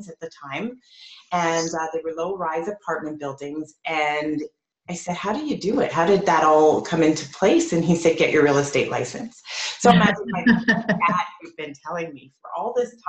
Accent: Edmonton, Alberta, Canada; now in Toronto, Canada; I was born in Toronto. I stayed here for about 5 years, and then we moved to Edmonton

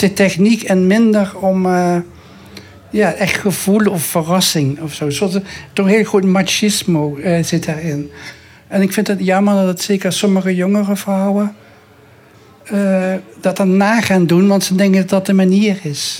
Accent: Maastricht, Limburg, Netherlands; ik ben geboren in het zuiden, dus ik, voetbal, ik eh, eh, geboren in Maastricht.

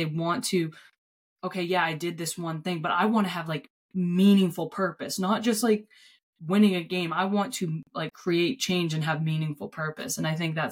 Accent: Gorham, United States; from Gorham

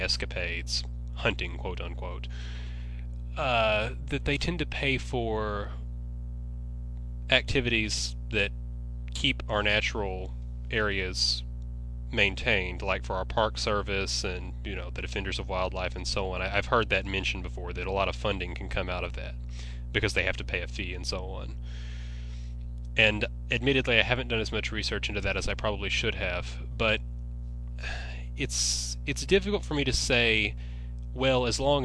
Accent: Western Kentucky, United States; I grew up in Western Kentucky

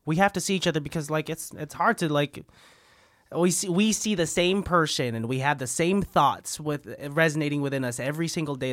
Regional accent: San Francisco, California, United States; I was born in San Francisco

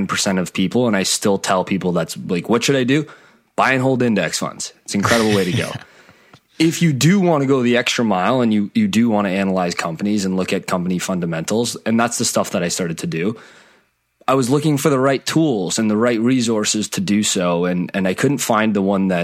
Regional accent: Canada; I'm from Canada. I'm in the Toronto area.

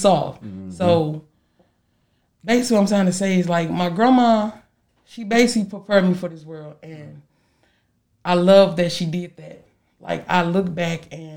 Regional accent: St. Louis, Missouri, United States; me growing up in St. Louis with my grandma

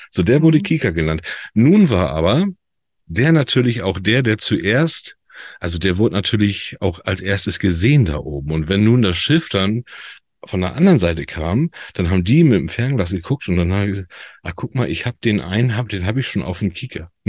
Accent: Northern Germany, Germany; Da sollen wir als Norddeutsche, sagt der Matthias, sollen den Ursprung kennen.

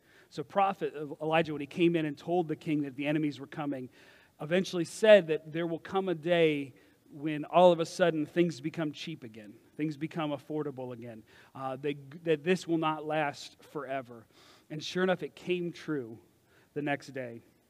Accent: Kentucky, United States; I'm originally from Kentucky, but when I talk to my friends from Kentucky or I go visit, all of a sudden, I'm yawling all over the place.

